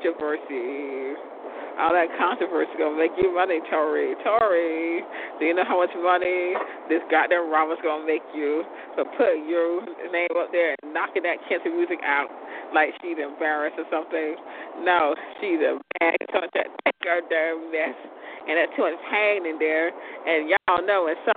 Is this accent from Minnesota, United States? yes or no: no; Lawtey, Florida, United States; We come from Lachi, Florida, speed trap capital of the world